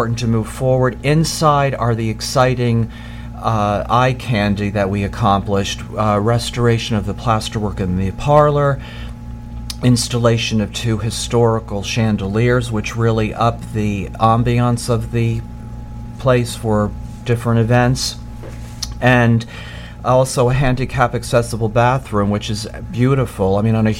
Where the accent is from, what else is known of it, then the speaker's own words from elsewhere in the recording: Sloatsburg, New York, United States; I grew up in Sloatsburg